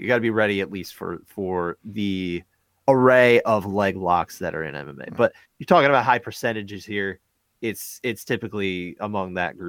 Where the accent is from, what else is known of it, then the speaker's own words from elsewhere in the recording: New Jersey, United States; we're from North Jersey.